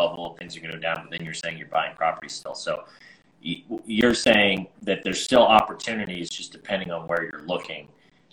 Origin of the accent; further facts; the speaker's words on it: Winter Park, Florida, United States; I'm from Orlando, Florida, Winter Park, Florida